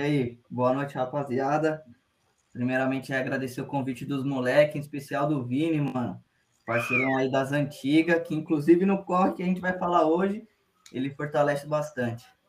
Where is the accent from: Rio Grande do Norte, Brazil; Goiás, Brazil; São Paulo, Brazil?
São Paulo, Brazil; como a gente é de Sampa